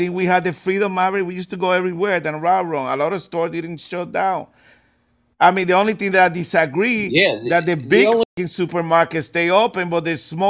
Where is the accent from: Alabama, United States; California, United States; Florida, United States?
Florida, United States; but I'm from Florida.